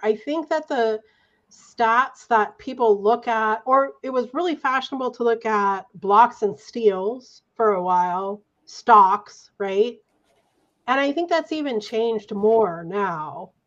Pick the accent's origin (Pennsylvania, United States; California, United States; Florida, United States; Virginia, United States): California, United States; Santa Barbara; I'm from Santa Barbara.